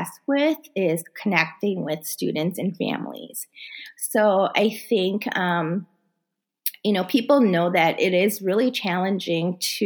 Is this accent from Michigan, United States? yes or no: no; Wisconsin, United States; first language Korean; English is a second language; also born or lived in South Korea; I grew up in Wisconsin